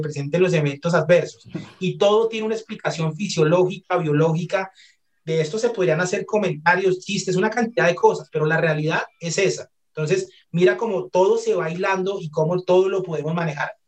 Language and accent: Spanish; Colombia; also born or lived in Barcelona, Spain; Como buenos colombianos, invitamos a la pareja a comer